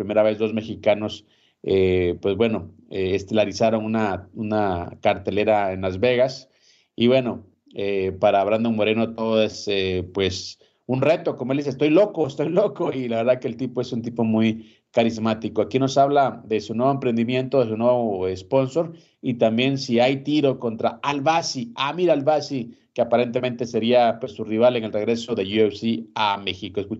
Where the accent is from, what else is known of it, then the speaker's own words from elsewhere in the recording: Guatemala; Te voy a hablar como guatemalteco, ¿no? Estar con vos aquí en esta plataforma